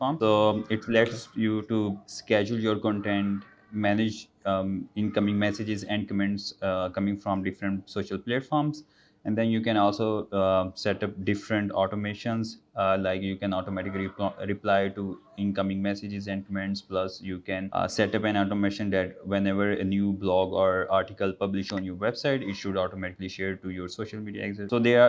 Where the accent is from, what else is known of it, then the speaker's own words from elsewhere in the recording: Gujranwala, Punjab, Pakistan; English is a second language; now in Lahore, Pakistan; Basically, I'm from Gujaratwala.